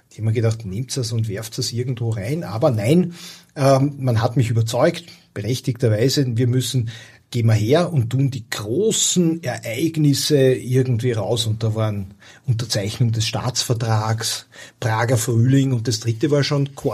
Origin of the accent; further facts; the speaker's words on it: Austria; Also als als Österreicher fährst du ja, wirst du ja im Urlaub sozialisiert in diesen oberitalienischen Badeorten.